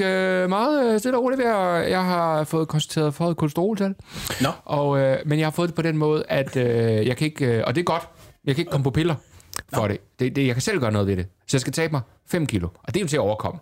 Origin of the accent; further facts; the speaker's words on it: Southern Jutland, Southern Denmark, Denmark; moved away; also born or lived in Copenhagen; jeg var sønderjyde